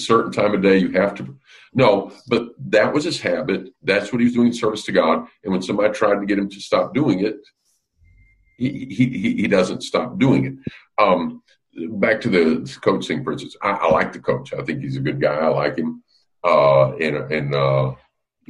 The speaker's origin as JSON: {"language": "English", "region": "Alabama", "country": "United States", "tie": "born or raised there", "moved": "yes", "lives_now": "Gettysburg, United States", "said": "when you and I were growing up in Alabama"}